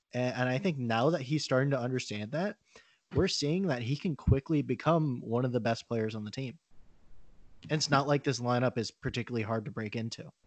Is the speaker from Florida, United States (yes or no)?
yes; Orlando, Florida, United States; growing up in Orlando